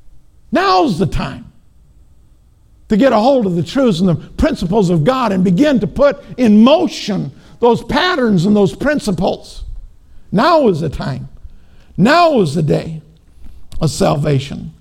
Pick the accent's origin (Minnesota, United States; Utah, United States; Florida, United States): Minnesota, United States; I'm from Minnesota